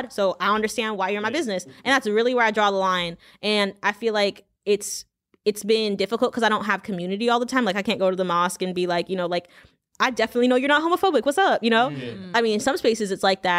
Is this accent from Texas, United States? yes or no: no; Pasadena, California, United States; also born or lived in Louisiana; I grew up in Pasadena, California